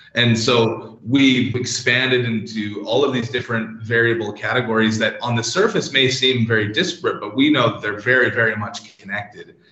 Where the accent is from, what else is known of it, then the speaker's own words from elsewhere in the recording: Canada; moved away as an adult; now in London, United Kingdom; as you can tell from the accent and what I mentioned earlier about the weather, I'm, I'm originally from Canada. I've been in Europe for about 12 years now